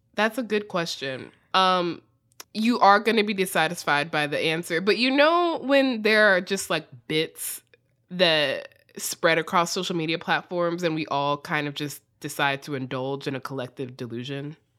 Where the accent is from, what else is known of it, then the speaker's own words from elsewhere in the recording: United States; accent: extremely American; my extremely American accent